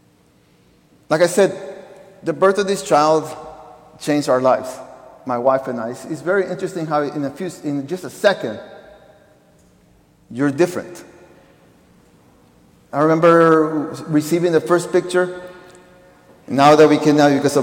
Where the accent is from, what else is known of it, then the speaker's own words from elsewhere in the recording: Peru; moved away; I was born in Peru